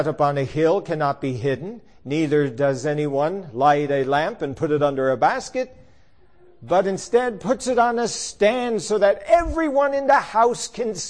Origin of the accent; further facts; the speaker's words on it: Newfoundland and Labrador, Canada; I grew up in Newfoundland, where there were no such thing as hot springs